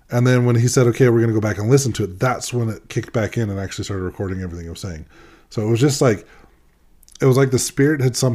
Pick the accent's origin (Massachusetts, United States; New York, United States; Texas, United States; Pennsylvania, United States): Massachusetts, United States; Boston; I'm from Boston, right?